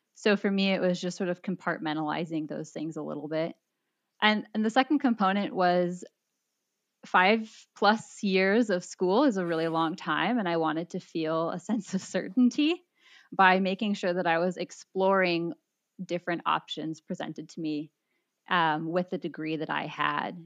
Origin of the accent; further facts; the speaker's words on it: San Diego, California, United States; I grew up in San Diego